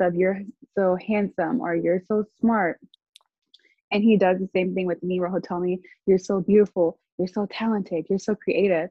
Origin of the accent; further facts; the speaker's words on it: Arkansas, United States; I'm from Arkansas